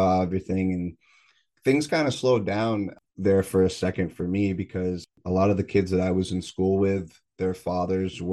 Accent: New York, United States; being a New Yorker

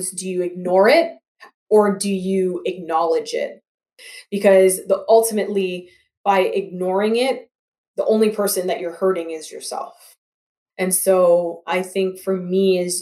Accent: Toronto, Ontario, Canada; also born or lived in Grambling, Louisiana, United States / Atlanta, Georgia, United States; growing up where I grew up in Scarborough and here in Toronto

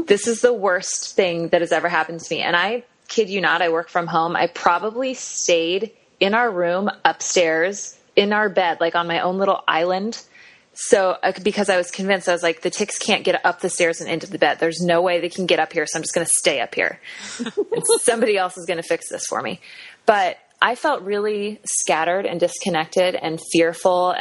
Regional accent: Kansas City, United States; also born or lived in Cherry Hill, New Jersey; I grew up in Kansas City, so it's kind of like home.

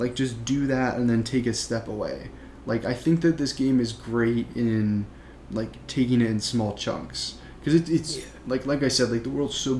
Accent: Midwest, United States; now in New York, United States; I live in New York now, but I grew up in the Midwest

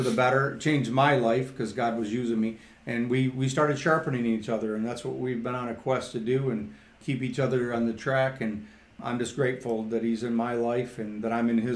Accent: Midland, Michigan, United States; I'm from Midland, Michigan

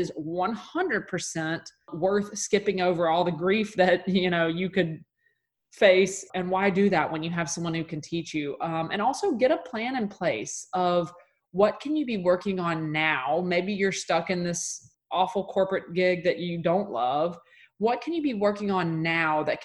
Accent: Mississippi, United States; I'm from Mississippi. That's just in my blood

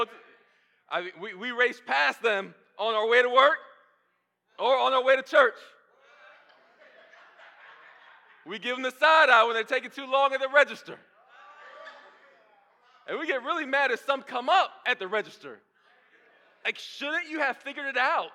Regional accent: Kissimmee, Florida, United States; now in Atlanta, United States; I grew up in Kissimmee, right by Orlando, going to the theme parks.

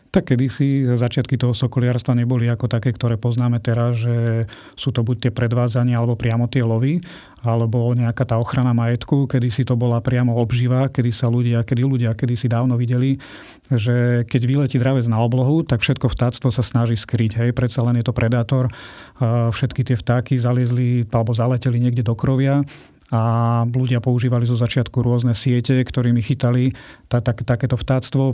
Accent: Bojnice, Trenčín Region, Slovakia; moji rodičia, ako som sa narodil, pracovali v zoologickej záhrade v Bojniciach

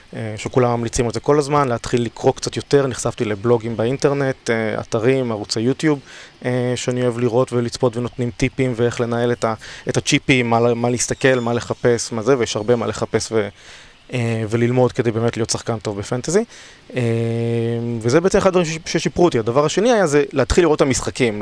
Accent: Tel Aviv, Tel Aviv District, Israel; אני בן 35 מתל אביב

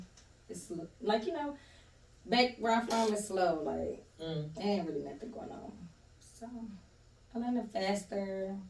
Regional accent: Youngstown, Ohio, United States; moved away as an adult; now in Georgia, United States; I'm originally from Youngstown, Ohio. Mm. And I moved to Georgia 10 years ago this year.

